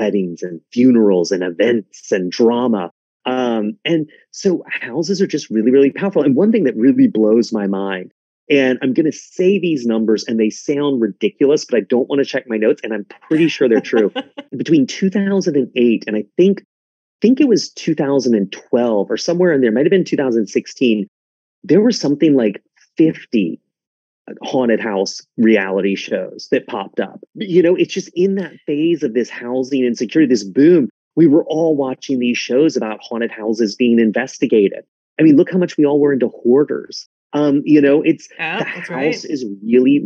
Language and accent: English; South Carolina, United States; I grew up in South Carolina